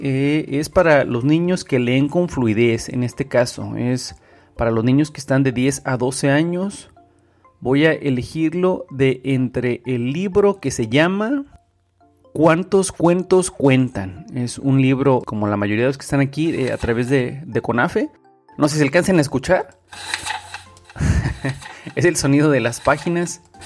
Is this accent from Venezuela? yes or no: no; Mexico